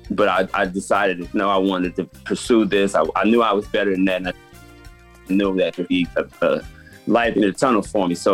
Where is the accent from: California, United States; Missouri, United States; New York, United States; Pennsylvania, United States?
California, United States; Los Angeles; I'm from Los Angeles, California, South Central.